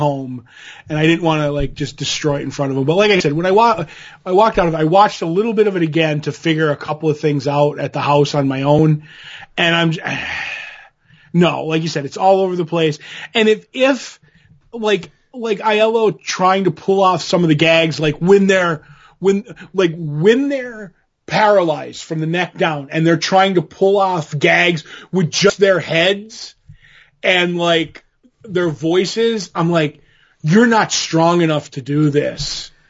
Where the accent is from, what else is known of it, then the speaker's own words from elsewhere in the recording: Hoboken, New Jersey, United States; I grew up on the Hudson River in Hoboken as a child.